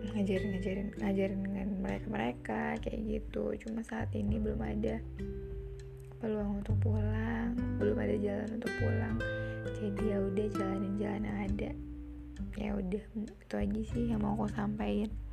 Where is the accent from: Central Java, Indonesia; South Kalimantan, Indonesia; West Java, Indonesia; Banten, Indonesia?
Banten, Indonesia; moved away